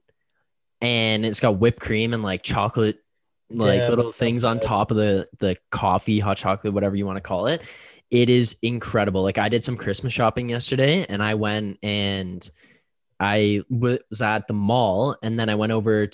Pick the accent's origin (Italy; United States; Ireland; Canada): Canada; we're Canadian